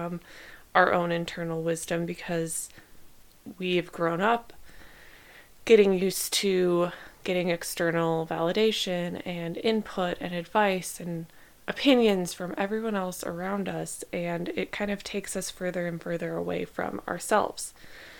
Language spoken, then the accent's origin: English; Midwest, United States; now in Southern California, United States; I grew up in the Midwest